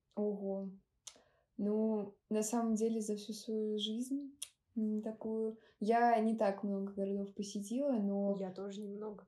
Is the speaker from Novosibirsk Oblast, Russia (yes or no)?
yes; Novosibirsk, Novosibirsk Oblast, Russia; Я из Новосибирска